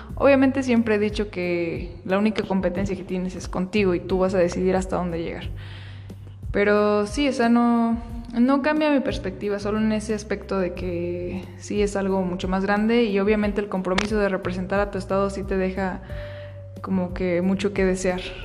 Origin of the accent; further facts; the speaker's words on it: Michoacán, Mexico; resulté ser reina de fiestas patrias de, mi pueblo